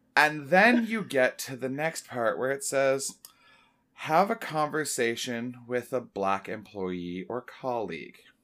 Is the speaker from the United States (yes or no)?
no; Oshawa, Ontario, Canada; I grew up in Oshawa